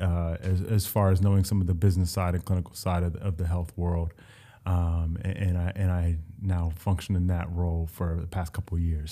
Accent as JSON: {"language": "English", "town": "Columbus", "region": "Ohio", "country": "United States", "also_born_or_lived": "Ithaca, New York / Miami, Florida", "moved": "as an adult", "lives_now": "New York, United States", "said": "I'm, I'm originally from Columbus, Ohio"}